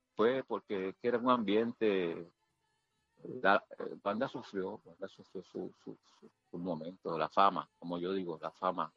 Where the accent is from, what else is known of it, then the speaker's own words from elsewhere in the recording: Puerto Rico; yo soy de Country Club